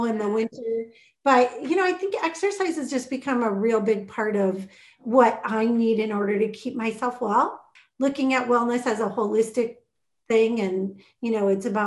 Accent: Minnesota, United States; Growing up in Minnesota, I've been here all my life

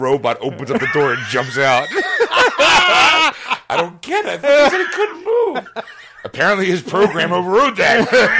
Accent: Philadelphia, Pennsylvania, United States; I kind of care more that it happened in Philly, because it's my hometown.

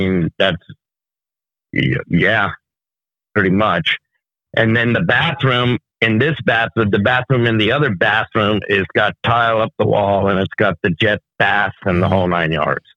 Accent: New York, United States; moved away; I'm from New York originally

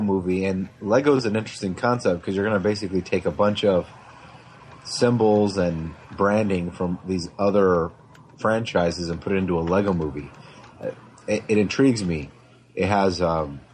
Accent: Michigan, United States; I'm from Michigan

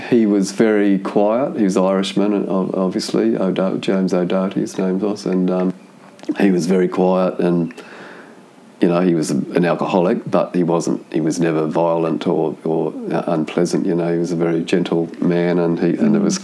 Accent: Auckland, New Zealand; now in Sydney, Australia; I grew up in Auckland, in New Zealand, in South Auckland

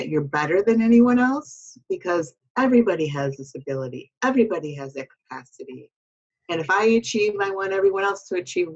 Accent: Chicago, Illinois, United States

